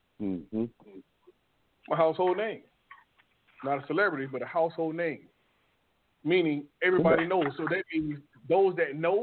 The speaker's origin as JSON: {"language": "English", "country": "United States", "said": "I'm a black American. I'm just as American as you are"}